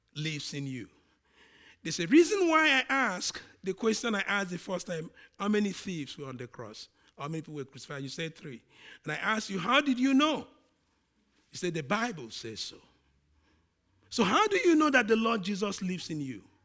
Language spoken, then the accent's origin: English; Nigeria; accent: Nigerian; my accent, the Nigerian one, comes on.